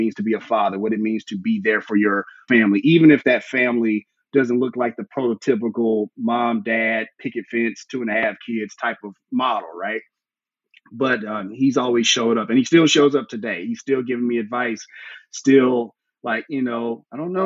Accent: Memphis, Tennessee, United States; I grew up in the Bible Belt South, Memphis, Tennessee

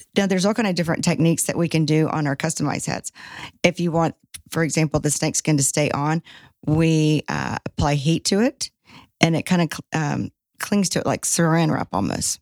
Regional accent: Shreveport, Louisiana, United States; moved away as an adult; also born or lived in Baton Rouge, Louisiana; now in Dallas, United States; I'm originally from Shreveport

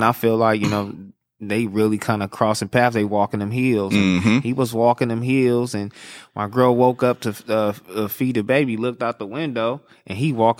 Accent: Los Angeles, California, United States; Yeah, born and raised, South Central Los Angeles.

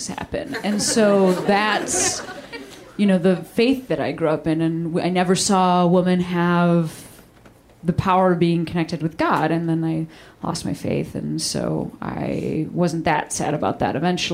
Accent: Chicago, Illinois, United States; I'm from Chicago

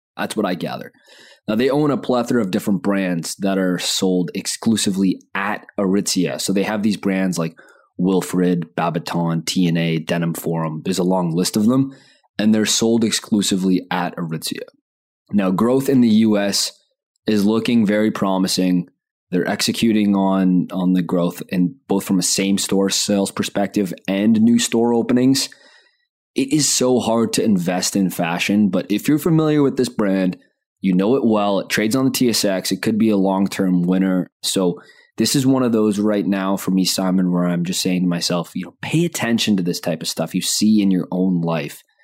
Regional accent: Canada

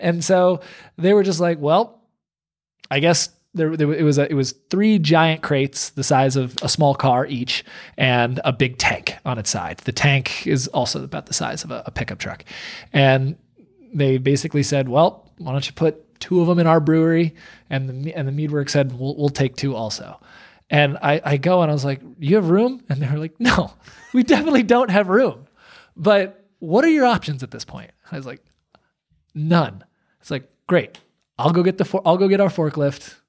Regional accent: United States; moved away as an adult; now in Portland, Maine, United States; we're not Mainers, you know, we're from New York

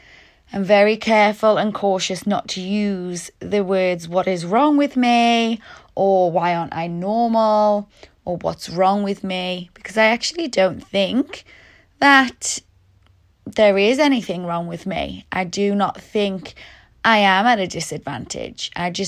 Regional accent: Newcastle, North East England, United Kingdom; also born or lived in Liverpool / Sheffield; now in Melbourne, Australia; I'm originally from Newcastle in the UK, and then I moved to Liverpool for university. Then I went to Sheffield, then I went back to Liverpool

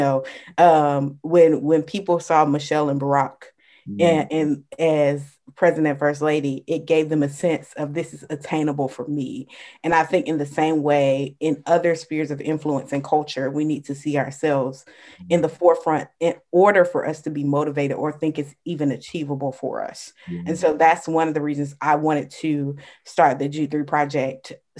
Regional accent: Jacksonville, Florida, United States; So I'm from Jacksonville, Florida, PK, pastor's kid, born and raised here, went to the University of North Florida

